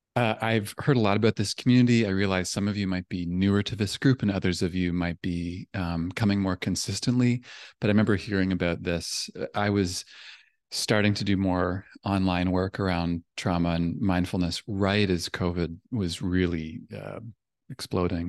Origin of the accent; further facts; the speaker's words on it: Canada; now in California, United States; I'm from Canada, but I'm down here in California